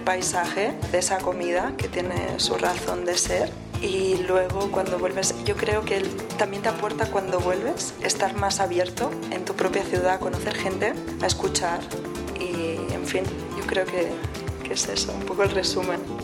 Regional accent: Catalonia, Spain; tenemos un idioma que es el catalán

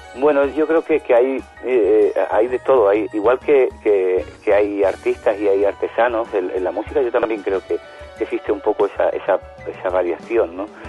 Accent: Spain; yo que soy un músico español

